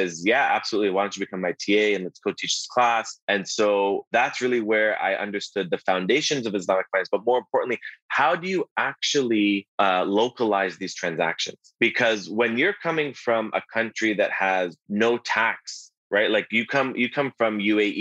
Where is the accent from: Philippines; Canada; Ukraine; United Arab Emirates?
Canada; Toronto, Ontario; I was born and raised here in Toronto